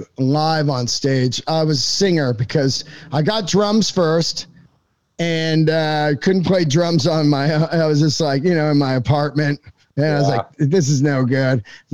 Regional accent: San Francisco, California, United States; You know, I grew up in San Francisco, and comedy was massive there in the 80s.

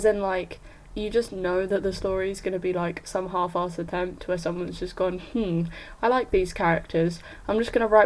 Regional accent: Netherlands; I grew up in Holland.

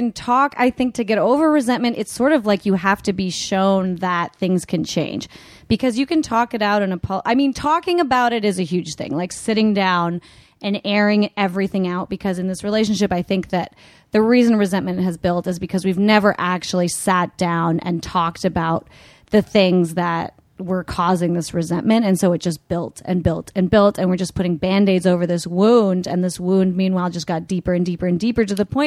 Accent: Canada; now in Los Angeles, United States; I'm Canadian

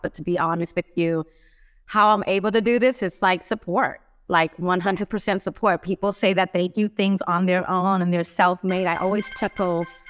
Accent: Los Angeles, California, United States; moved away as an adult; now in Philadelphia, United States; I was raised in Los Angeles my whole life, um, not my whole entire life, but the majority of my young and adult life, I found myself in Los Angeles

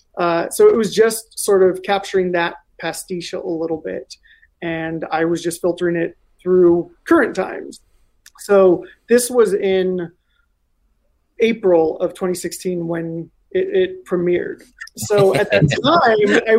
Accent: Salinas, California, United States; I grew up in Steinbeck country, Salinas, very close to Monterey

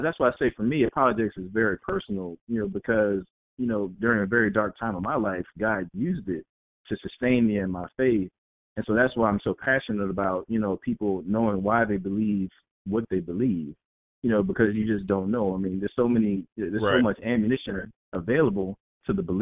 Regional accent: East Coast, United States; I'm from the East Coast

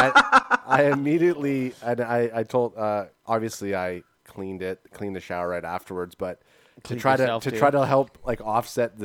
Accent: Canada; we are Canadian here

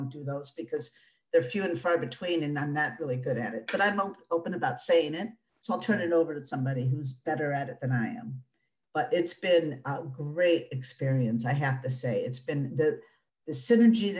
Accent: Detroit, Michigan, United States; I'm born and raised in Detroit. And so I'm a Northwest Detroit individual

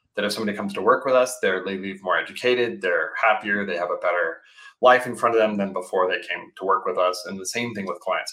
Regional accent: Colorado, United States; I grew up in Colorado

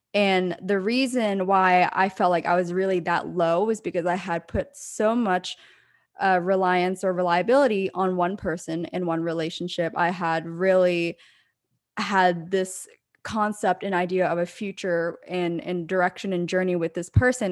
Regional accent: Pennsylvania, United States; moved away; my hometown in Pennsylvania

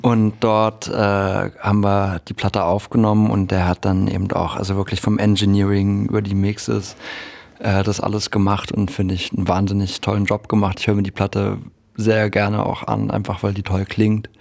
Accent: Halle, Saxony-Anhalt, Germany; ich bin ja in Halle an der Saale geboren

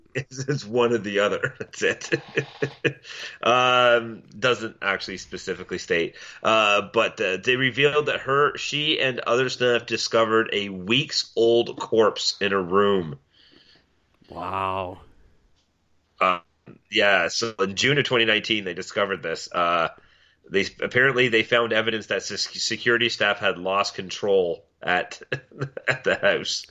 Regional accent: Milton, Ontario, Canada; my hometown of Milton

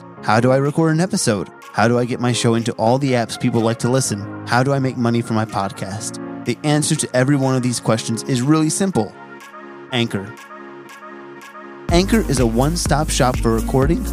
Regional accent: New Jersey, United States; moved away; I'm from Jersey originally

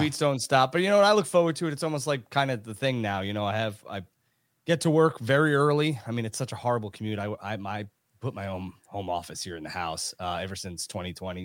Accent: New York, United States; I'm from New York

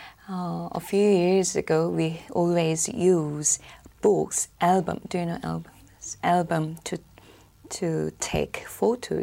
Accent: Seoul, South Korea; English is a second language; I'm from South Korea

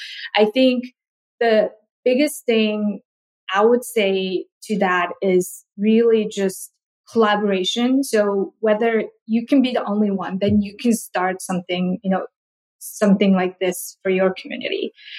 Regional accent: Mongolia; moved away; also born or lived in South Korea; So growing up in Mongolia, I didn't get to eat a lot of fruit because it's just so expensive and we don't have a lot. And when I first moved to South Korea

